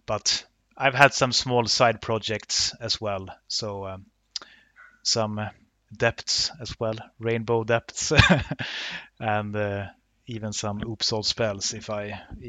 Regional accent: Luleå, Norrbotten County, Sweden; English is a second language; now in Uppsala, Sweden; I currently live in Uppsala. I am originally from Luleå, so a little bit more from the north of Sweden.

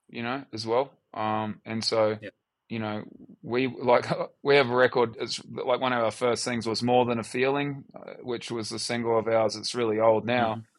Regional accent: Australia; also born or lived in New Zealand; Like if you met me uh, in uh, America and I, you'd say where you from, I say I'm from Australia you know. And then if as we talk deeper, then it would be, oh well, I'm actually born in New Zealand

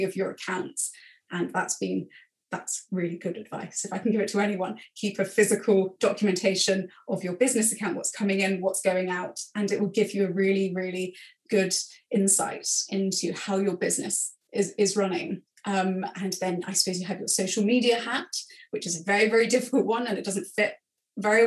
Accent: England, United Kingdom; being English

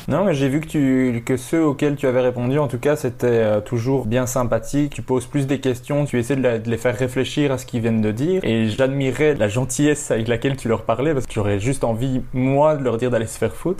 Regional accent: Belgium; Chez nous, en Belgique

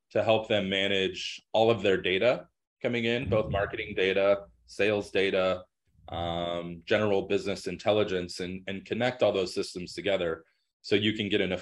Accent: Denver, Colorado, United States; I was born and raised in Denver

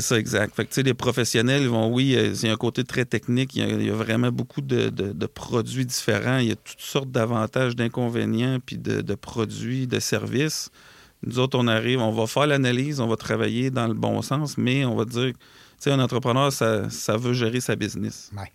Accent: Lac-Etchemin, Quebec, Canada; on a un bureau dans Chaudière-Appalaches. Euh, qui est à la quête chemin en fait qui est un, c'est là d'où je viens en fait moi et mon frère

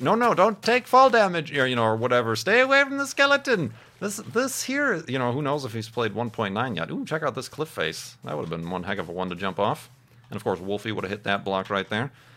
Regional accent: Midwest, United States; growing up in the Midwest

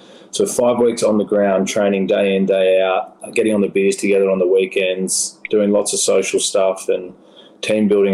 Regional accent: Sydney, New South Wales, Australia; moved away as an adult; now in Los Angeles, United States; my hometown in Manly in Sydney, Australia

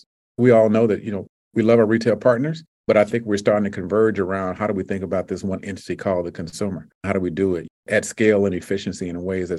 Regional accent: Deep South, United States; You know, I'm from the Deep South, which means you can cut grass for 11 months out of the year.

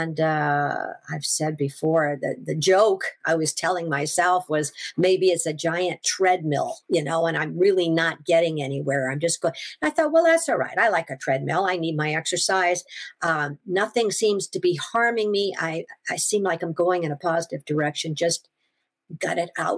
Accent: Washington, United States; I'm from Washington

